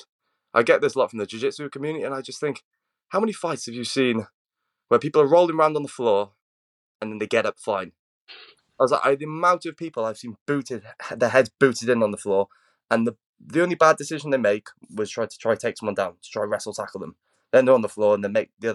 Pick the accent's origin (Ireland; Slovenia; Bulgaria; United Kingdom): United Kingdom; we're both British, so we live in what's one of the highest CCTV surveilled countries in the world.